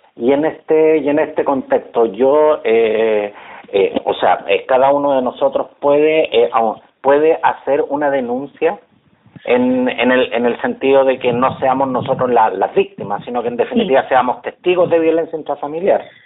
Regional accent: Chile

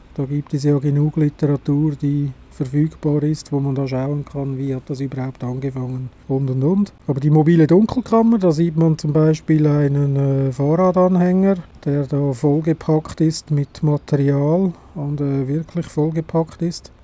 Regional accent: Switzerland; also born or lived in Adliswil, Switzerland; Bei uns in der Schweiz

